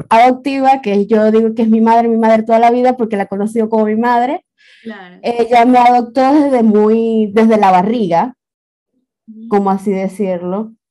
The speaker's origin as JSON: {"language": "Spanish", "town": "Maracaibo", "region": "Zulia", "country": "Venezuela", "tie": "born there", "said": "yo tengo 25, casi 26, los cumplo en diciembre. Eh, nací en Maracaibo"}